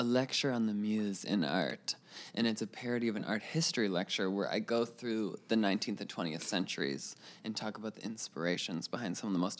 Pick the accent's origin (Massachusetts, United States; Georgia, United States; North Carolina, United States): Massachusetts, United States; Wrentham; Wrentham. We have an outlet mall.